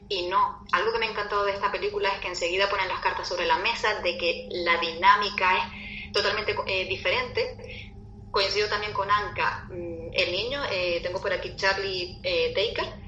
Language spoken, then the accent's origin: Spanish; Canary Islands, Spain; accent: Canarian; mi acento canario